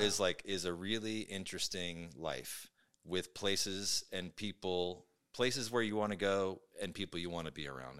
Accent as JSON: {"language": "English", "town": "Brooklyn", "region": "New York", "country": "United States", "tie": "born or raised there", "moved": "as an adult", "lives_now": "Seattle, United States", "said": "I was born and raised in Brooklyn."}